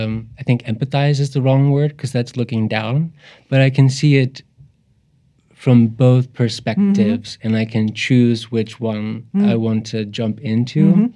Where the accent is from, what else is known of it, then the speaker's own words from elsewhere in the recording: Cincinnati, Ohio, United States; I grew up in Cincinnati, and there's the Taft Museum of Art